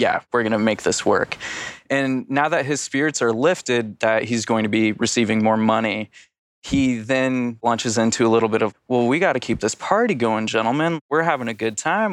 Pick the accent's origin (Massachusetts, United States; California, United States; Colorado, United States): Colorado, United States; also born or lived in Asheville, North Carolina; now in Philadelphia, United States; I'm from Colorado, but I'm not in Colorado.